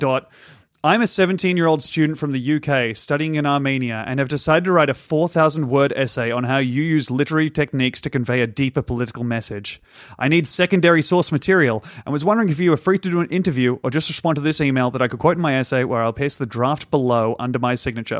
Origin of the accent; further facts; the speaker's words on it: Australia; I'm an Australian comedian and mime